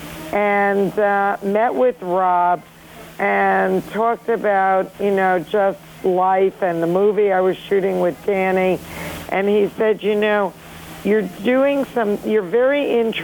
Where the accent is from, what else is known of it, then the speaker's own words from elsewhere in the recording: New York City, New York, United States; the rich and wonderful characters that I grew up with in Flushing, Queens, New York